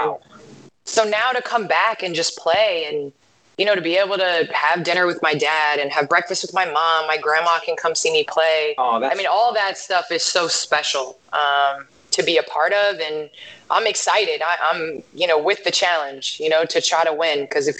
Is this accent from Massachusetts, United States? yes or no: no; Naperville, Illinois, United States; moved away; I grew up in Naperville, which is western suburbs of Chicago, and I started playing basketball here.